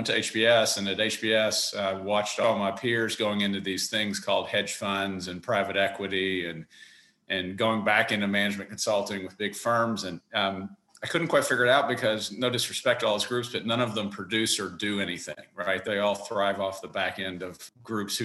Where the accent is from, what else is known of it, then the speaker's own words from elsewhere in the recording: Kentucky, United States; moved away as an adult; also born or lived in Washington, D.C.; I grew up in Kentucky, the son of teachers, went to undergrad in Kentucky